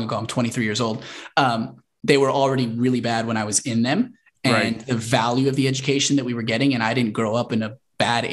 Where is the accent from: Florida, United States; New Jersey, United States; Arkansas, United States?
New Jersey, United States; Fort Lee; also born or lived in Englewood, New Jersey; I was born in Englewood, New Jersey, but raised, grew up in Fort Lee, New Jersey, which is just outside New York City